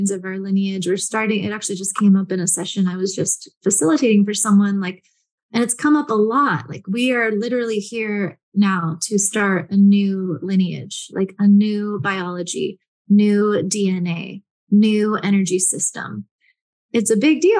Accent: San Francisco, California, United States; I grew up in San Francisco

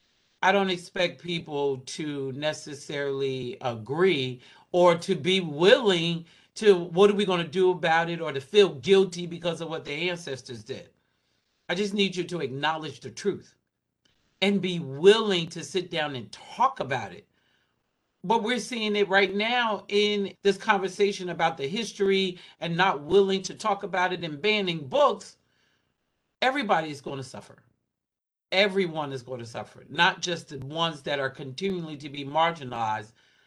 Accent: Southwest, United States; but you live in the Northeast and I was raised in the Southwest.

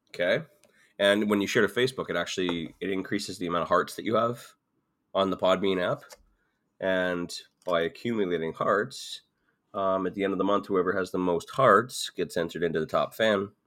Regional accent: Ontario, Canada; moved away as an adult; also born or lived in Alberta; I grew up in Ontario. I grew up just an hour down the road

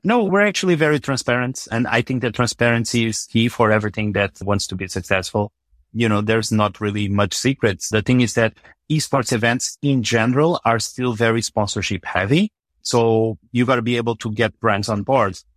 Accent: Macau; moved away; also born or lived in Portugal; I grew up in Macau, mostly, but actually between Portugal and Macau.

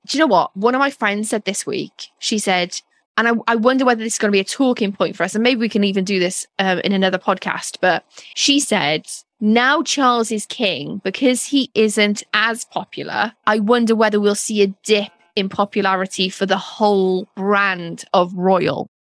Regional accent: Wales, United Kingdom; moved away; as a Welsh person

